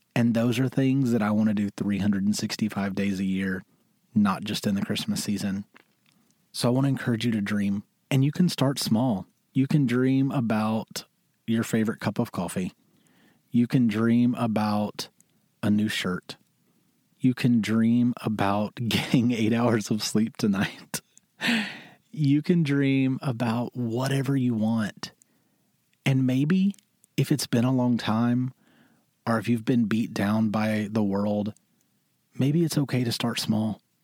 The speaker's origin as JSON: {"language": "English", "region": "Mississippi", "country": "United States", "also_born_or_lived": "Syracuse, New York", "moved": "as an adult", "lives_now": "New York, United States", "said": "I'm a boy from Mississippi who moved to New York because he always wanted it."}